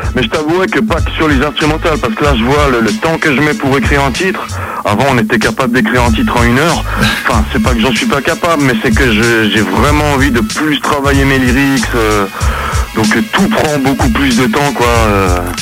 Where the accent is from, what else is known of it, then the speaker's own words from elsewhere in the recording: Geneva, Switzerland; nous on est de Genève